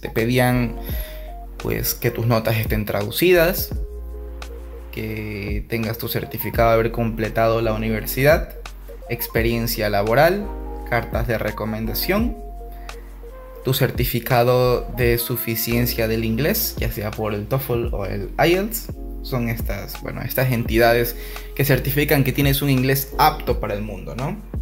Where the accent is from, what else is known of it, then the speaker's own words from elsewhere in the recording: Guayaquil, Guayas, Ecuador; moved away as an adult; now in Germany; Yo nací en Guayaquil en el 93 y bueno, pues fui a la escuela, al colegio